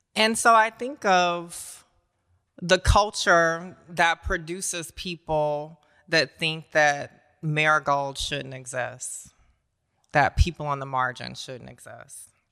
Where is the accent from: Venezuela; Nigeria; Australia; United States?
United States; Augusta, Georgia; accent: Southern; moved away; when I was a kid growing up in Augusta, Georgia, if you can't tell from the accent yet, I'm a Southern girl